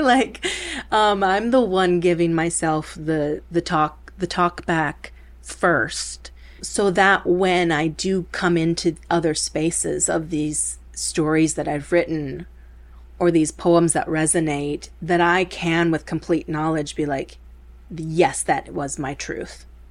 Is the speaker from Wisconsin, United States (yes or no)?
yes; Milwaukee, Wisconsin, United States; first language Spanish; English is a second language; moved away; also born or lived in Chicago; I grew up in Milwaukee um, with my sister, my older sister, Marisa. Uh, speaking Spanish was our first language